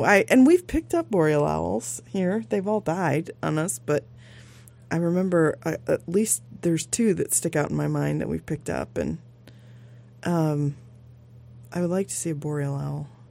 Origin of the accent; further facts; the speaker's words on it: Midwest, United States; now in Sitka, United States; I grew up in the Midwest.